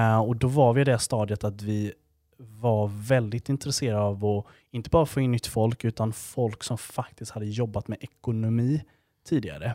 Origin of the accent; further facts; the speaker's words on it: Gnosjö, Jönköping County, Sweden; moved away as an adult; Född och uppvuxen i Gnosjö